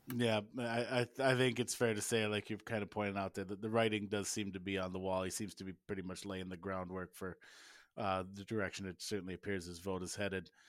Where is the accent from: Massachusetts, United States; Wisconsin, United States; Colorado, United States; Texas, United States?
Wisconsin, United States; now in Iowa, United States; growing up in Wisconsin